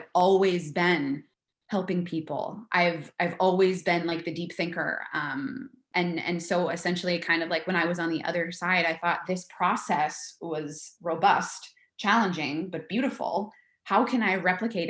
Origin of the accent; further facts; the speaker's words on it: Minnesota, United States; moved away; I'm from Minnesota originally, and I grew up and went to college nearby.